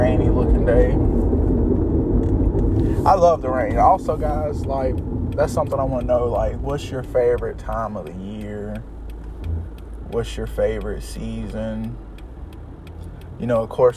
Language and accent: English; Fairfield County, South Carolina, United States; now in Columbia, United States; I'm from Fairfield County